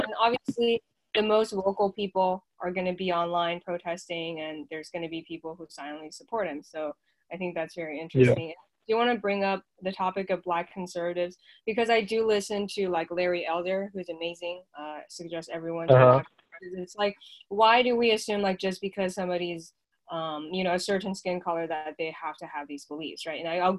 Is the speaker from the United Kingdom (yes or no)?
no; China; English is a second language; now in United States; I came from China to the U.S. Part of it is to be free, right?